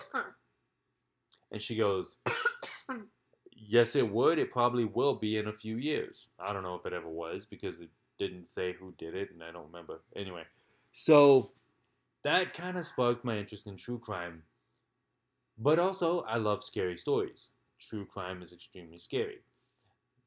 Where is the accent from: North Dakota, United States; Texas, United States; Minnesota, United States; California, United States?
California, United States; I'm from California